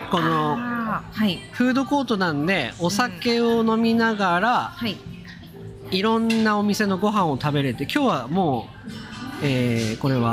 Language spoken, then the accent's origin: Japanese; Japan; accent: standard Japanese; 私は基本的には標準語をしゃべります